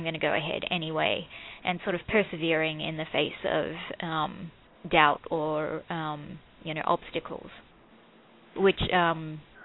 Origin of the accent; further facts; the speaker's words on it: Australia; accent: Australian; moved away; I was born and raised in Australia.